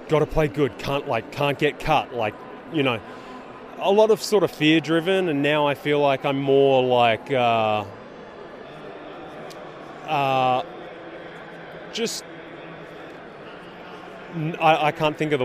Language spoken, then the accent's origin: English; Australia; moved away as an adult; now in San Francisco, United States